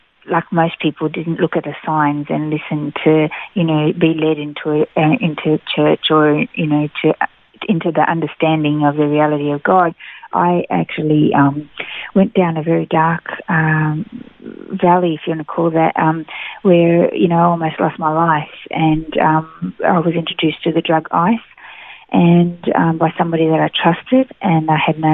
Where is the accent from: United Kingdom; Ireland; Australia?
Australia; Melbourne, Victoria; moved away as an adult; also born or lived in Brazil; now in Gold Coast, Australia; I was born in Brazil, but came to Australia when I was two. So I was raised in Melbourne, in Victoria, for most of my life, and moved to the Gold Coast about 17 years ago.